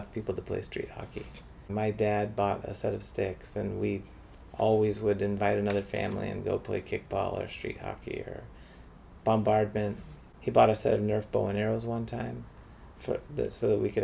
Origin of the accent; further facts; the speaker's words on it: Seattle, Washington, United States; moved away as an adult; also born or lived in Idaho / Provo, Utah / Heidelberg, Germany; I was born in Idaho, was raised in the Seattle area